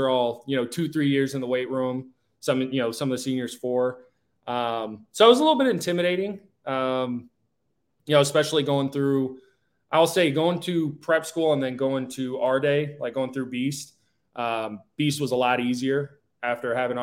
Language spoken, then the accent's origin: English; San Diego, California, United States; moved away as an adult; my hometown in San Diego